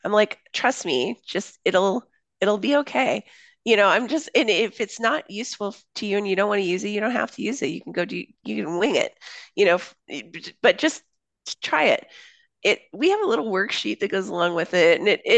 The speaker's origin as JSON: {"language": "English", "country": "Papua New Guinea", "tie": "born or raised there", "said": "I grew up in Papua New Guinea. So my parents worked overseas when I was a kid. I lived there from middle school through high school."}